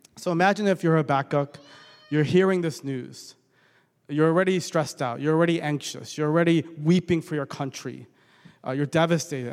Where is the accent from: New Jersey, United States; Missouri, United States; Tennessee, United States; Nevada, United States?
New Jersey, United States; Bergen County; also born or lived in Edison, New Jersey / Edgewater, New Jersey; I grew up in Bergen County most of my life.